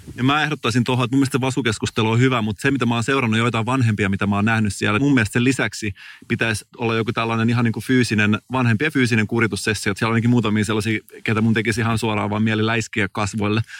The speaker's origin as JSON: {"language": "Finnish", "area": "Turku region", "region": "Southwest Finland", "country": "Finland", "said": "mä oon Turun seudulta kotoisin"}